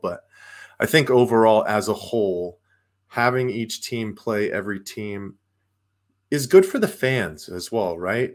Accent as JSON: {"language": "English", "area": "the Valley", "region": "Arizona", "country": "United States", "tie": "born or raised there", "said": "I grew up here in the Valley, so I'm a Valley fan"}